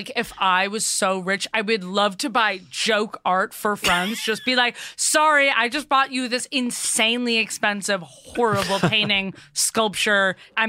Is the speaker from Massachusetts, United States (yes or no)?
yes; Cambridge, Massachusetts, United States; I'm from Cambridge, kind of Porter Square area.